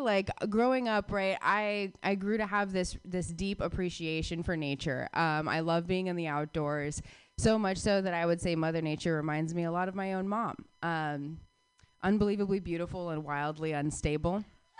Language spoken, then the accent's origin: English; Phoenix, Arizona, United States; I grew up in Phoenix, Arizona.